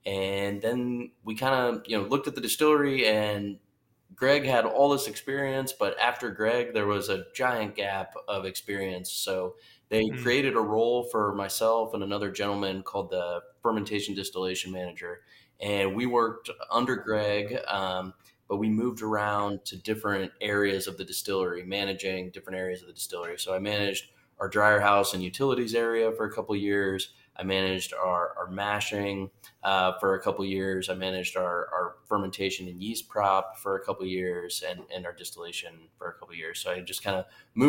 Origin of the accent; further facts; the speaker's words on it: Ohio, United States; Yep. Yeah, from Ohio.